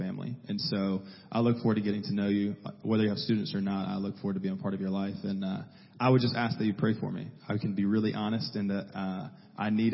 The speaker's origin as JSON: {"language": "English", "town": "Hartwell", "region": "Georgia", "country": "United States", "tie": "born or raised there", "said": "I grew up in Northeast Georgia in Hartwell, so Lake Hartwell"}